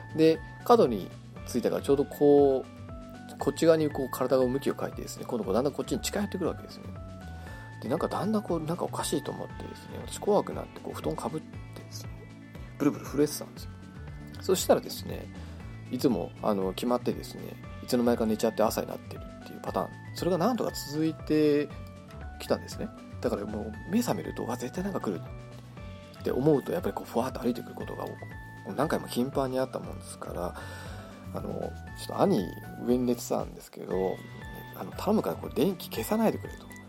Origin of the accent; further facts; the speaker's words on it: Kitami, Hokkaido, Japan; 北海道生まれの 北海道育ちなんですけれどもあの北見市というですね道東の方ですね